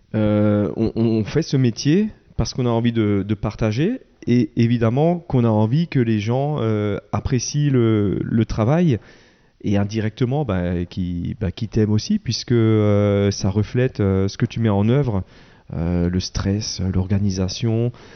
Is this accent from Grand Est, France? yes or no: yes; Wettolsheim, Grand Est, France; je suis de Veto